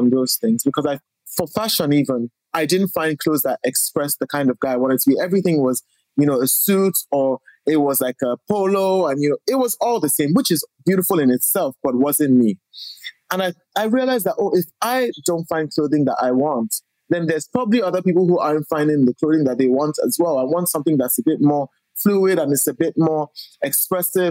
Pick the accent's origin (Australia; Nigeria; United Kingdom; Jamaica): Nigeria; Lagos; I grew up in Lagos, Nigeria.